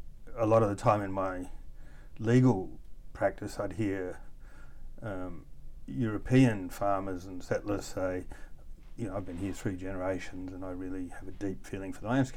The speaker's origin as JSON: {"language": "English", "country": "Australia", "tie": "born or raised there", "also_born_or_lived": "Mexico", "said": "I was born in Mexico. My mother was South African. My father was 4 generations Australian from Scotland."}